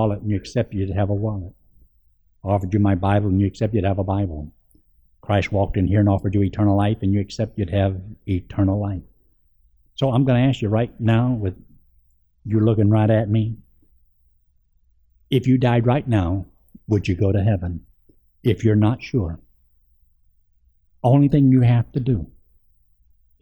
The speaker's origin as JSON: {"language": "English", "region": "Georgia", "country": "United States", "tie": "born or raised there", "said": "I was raised in Georgia, in the Flatwoods, and my daddy was a bootlegger"}